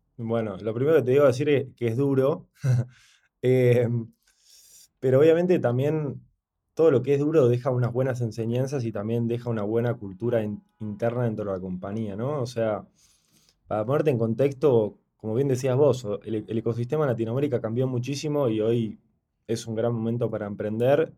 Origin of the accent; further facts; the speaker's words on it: Argentina; moved away as an adult; now in Mexico; nosotros venimos de Argentina